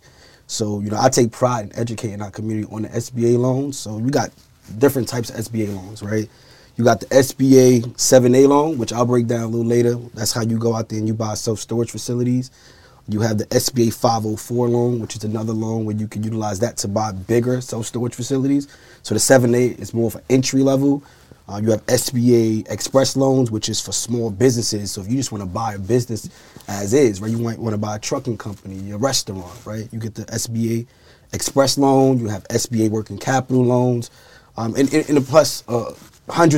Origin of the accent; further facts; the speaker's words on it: New York City, New York, United States; 30 years old, born and raised in Brooklyn, New York.